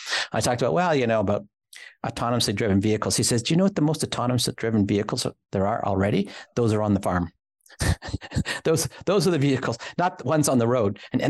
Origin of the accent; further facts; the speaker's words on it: Toronto, Ontario, Canada; also born or lived in New York; now in Waterloo, Canada; And I was born in New York. I grew up in Toronto, this is the smallest place I've lived in. It's 500,000 people